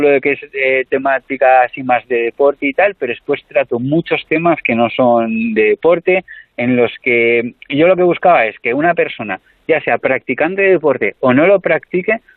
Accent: Tarragona, Catalonia, Spain; born there; nací en Tarragona hace unos 32 años. Nací ahí porque coincidió que mi madre estaba ahí en ese momento

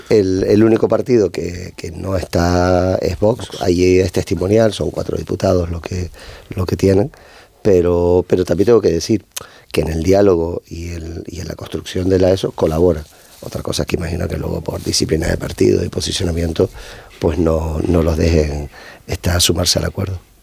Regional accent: Canary Islands, Spain; siendo de Canarias

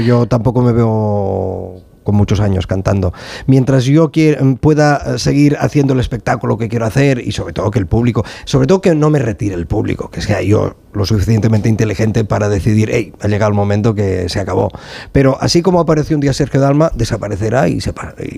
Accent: Sabadell, Catalonia, Spain; yo soy de Sabadell

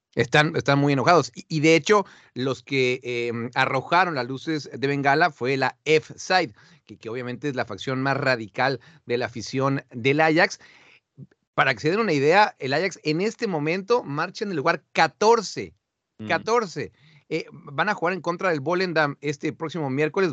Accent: Mexico; now in Amsterdam, Netherlands; Yo soy de México

